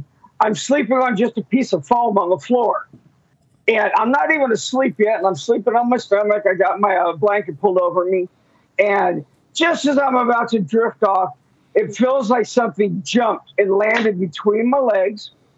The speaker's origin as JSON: {"language": "English", "town": "Enid", "region": "Oklahoma", "country": "United States", "said": "since we're from Enid, that is where my weird story takes place."}